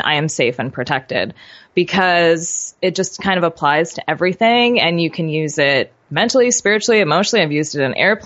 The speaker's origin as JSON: {"language": "English", "region": "New York", "country": "United States", "tie": "born or raised there", "said": "I grew up in New York"}